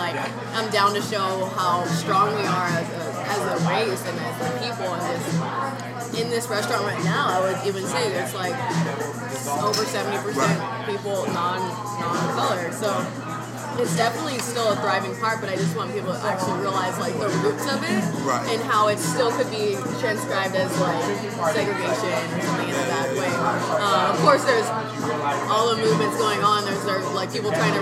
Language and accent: English; Fremont, California, United States; I grew up in the Bay Area, which was like outside. It was near Oakland, but it was outside of it. It was Fremont, East Side